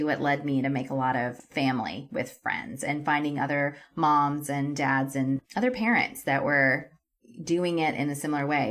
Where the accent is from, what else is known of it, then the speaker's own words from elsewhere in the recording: Texas, United States; moved away as an adult; also born or lived in California / Europe / Canada; I grew up in Texas